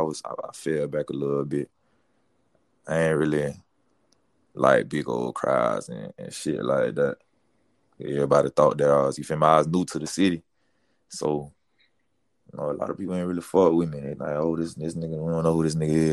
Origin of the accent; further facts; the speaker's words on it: Polk County, Central Florida, United States; also born or lived in Miami, Florida; where I was really raised, that went to school, that graduated from, was Polk County, Central Florida